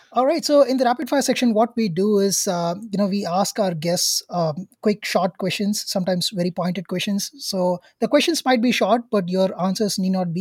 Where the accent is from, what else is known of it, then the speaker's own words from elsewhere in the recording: India; as an Indian myself